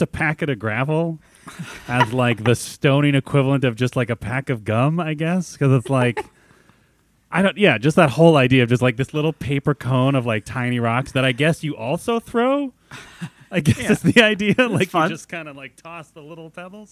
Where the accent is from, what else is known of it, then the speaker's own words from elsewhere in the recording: United States; as Americans